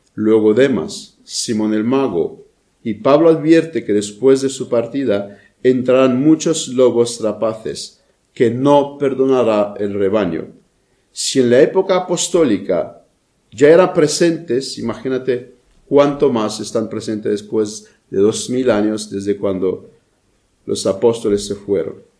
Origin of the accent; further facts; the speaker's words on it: Romania; moved away; mi país de origen, a Rumanía